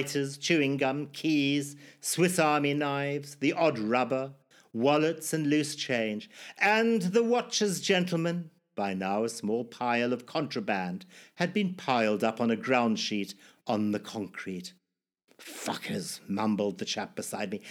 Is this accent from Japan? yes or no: no; Zimbabwe; born or raised there